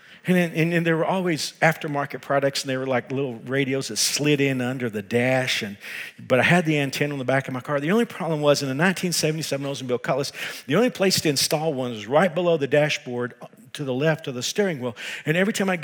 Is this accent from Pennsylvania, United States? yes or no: no; Texas, United States; I am from Texas